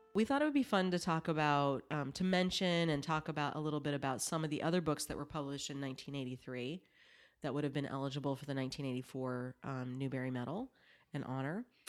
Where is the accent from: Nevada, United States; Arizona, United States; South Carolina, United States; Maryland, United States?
South Carolina, United States; I grew up in, I grew up in South Carolina